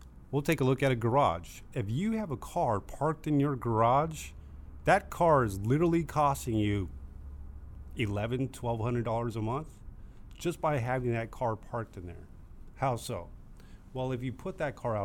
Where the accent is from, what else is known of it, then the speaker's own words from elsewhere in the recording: Riverside, California, United States; old ranch where I grew up in Riverside